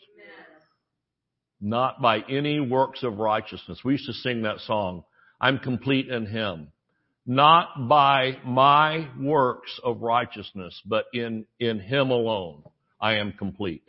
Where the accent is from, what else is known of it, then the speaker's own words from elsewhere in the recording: Thomasville, United States; I was born on Friday and mother took me to church in Thomasville